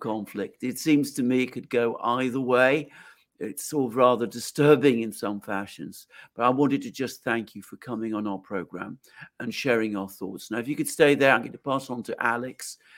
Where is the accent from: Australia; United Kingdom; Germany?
United Kingdom; speaking as a British person